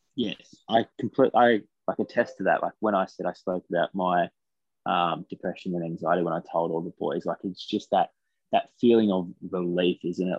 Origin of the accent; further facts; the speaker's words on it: Taree, New South Wales, Australia; moved away as an adult; also born or lived in Bathurst; I came from Taree to Bathurst.